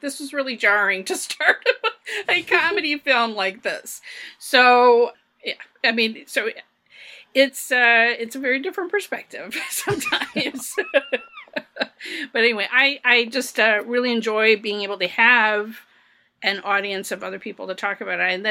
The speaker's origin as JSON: {"language": "English", "country": "United States", "said": "as an American"}